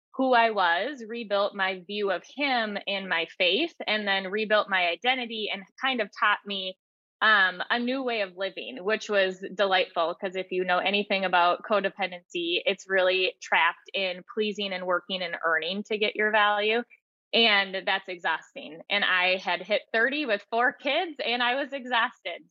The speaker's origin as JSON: {"language": "English", "country": "United States", "tie": "born or raised there", "said": "I was raised in the American culture with a fairy tale idealism"}